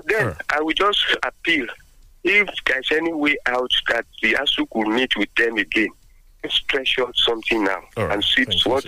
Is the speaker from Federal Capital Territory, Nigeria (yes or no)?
no; Abeokuta, Ogun State, Nigeria; I'm … from Abeokuta.